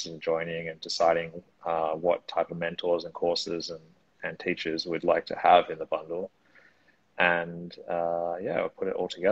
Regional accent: Australia; now in Lisbon, Portugal; I'm originally from Australia, but now I live citizen of the world, I guess you could call me. Currently in Lisbon, Portugal

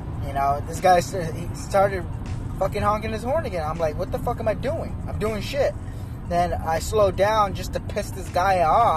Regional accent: Arizona, United States; now in Portland, United States; I'm from Arizona. I'm an Arizona native

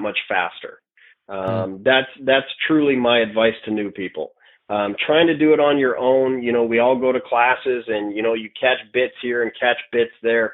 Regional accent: North Dakota, United States; I'm from North Dakota, where okay. We're about as conservative as it gets

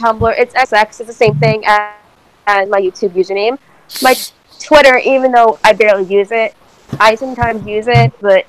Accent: New Jersey, United States; I'm from New Jersey

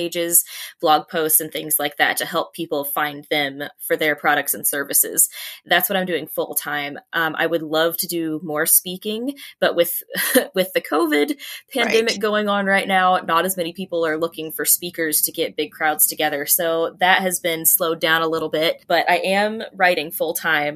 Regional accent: Georgia, United States; Mason Mill Road is the road I grew up on in Georgia

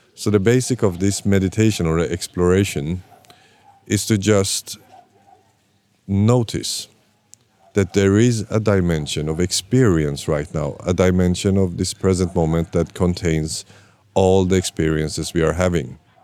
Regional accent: Sweden; also born or lived in Iran; I'm born in Iran but raised in Sweden

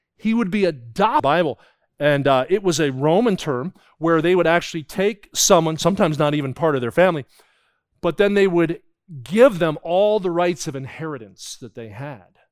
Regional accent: New Jersey, United States; I grew up in New Jersey

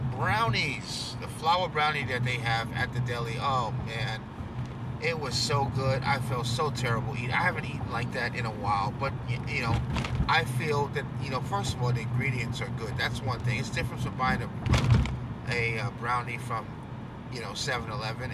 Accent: New York, United States; I'm a New Yorker

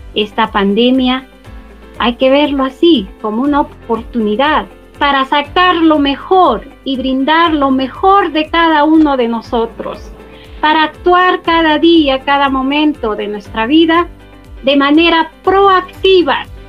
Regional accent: Peru; Como todo peruano, nos caracterizamos por ser creativos, emprendedores

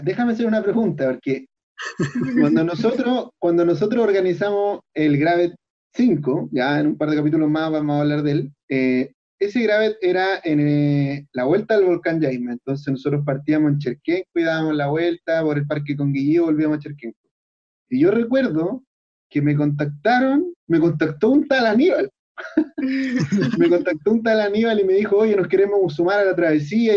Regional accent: Chile; nosotros como chilenos tenemos que aprovechar que estamos en un país maravilloso

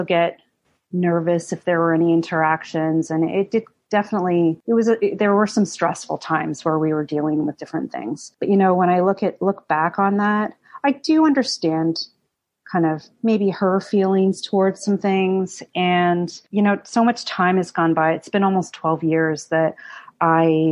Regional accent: Canada; English background growing up in Canada

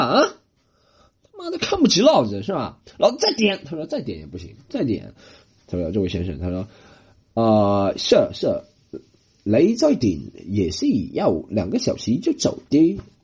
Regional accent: China; moved away; also born or lived in Australia; 我觉得中国人，我们是没什么规矩

